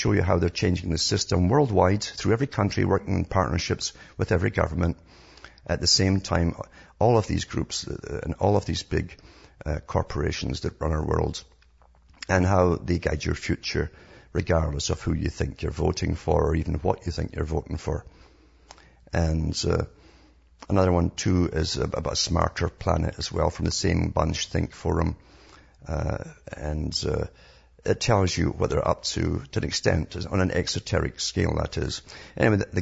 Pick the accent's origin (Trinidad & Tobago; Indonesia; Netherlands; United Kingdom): United Kingdom; Scotland; moved away; I came from Scotland